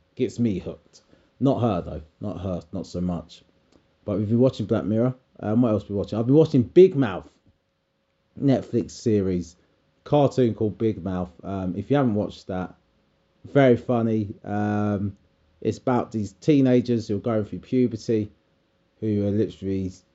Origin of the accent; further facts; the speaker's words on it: United Kingdom; We're British